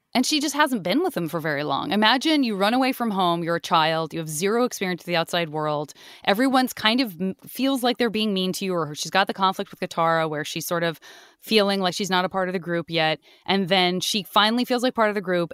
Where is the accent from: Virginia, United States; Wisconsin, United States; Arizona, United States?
Arizona, United States; I'm from Arizona.